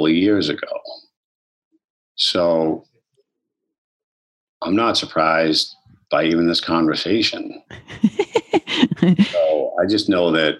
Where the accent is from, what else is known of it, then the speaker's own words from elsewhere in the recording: Boston, Massachusetts, United States; I grew up in Boston my whole life.